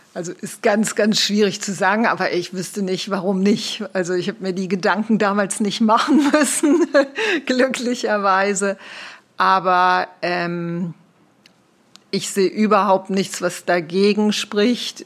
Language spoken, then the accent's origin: German; Rhineland, Germany; now in Switzerland; Ich bin Rheinländerin, also sehr lebendig